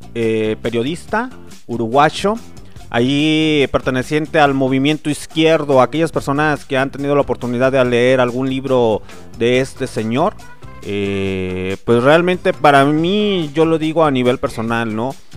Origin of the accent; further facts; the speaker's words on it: Mexico; somos buenos mexicanos